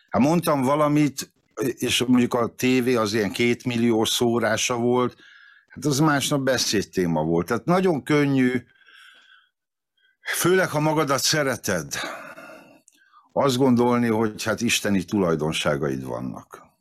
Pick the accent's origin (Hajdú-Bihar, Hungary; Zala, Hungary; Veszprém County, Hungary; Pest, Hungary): Veszprém County, Hungary; Várpalota; born there; hiába születtem Várpalotán, az első szabad magyar választásokat Várpalotán az MSZMP nyerte, és annyira elszégyeltem magam, hogy szülővárosom képtelen a fejlődést, hogy elhatároztam, hogy megtagadom Várpalotát